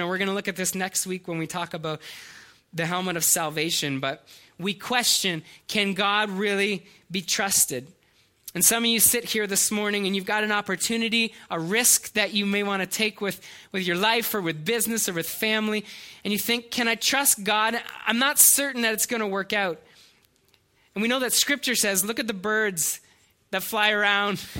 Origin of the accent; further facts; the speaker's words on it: Canada; we're Canadian